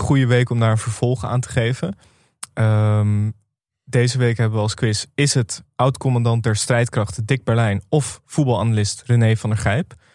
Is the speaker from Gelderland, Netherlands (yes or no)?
no; Amsterdam, North Holland, Netherlands; ik kom uit Amsterdam